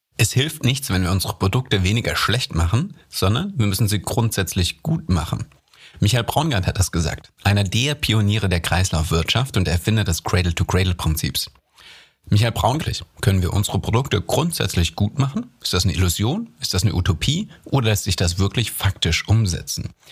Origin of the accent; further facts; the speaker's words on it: Germany; als Deutsche